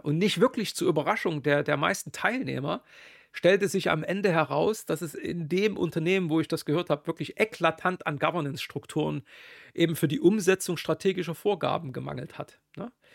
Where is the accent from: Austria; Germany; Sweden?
Germany; Bin ja Deutscher